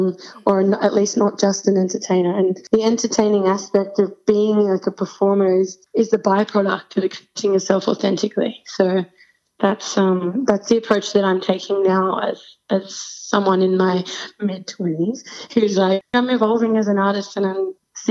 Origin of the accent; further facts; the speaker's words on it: Sydney, New South Wales, Australia; We're from Sydney, Australia.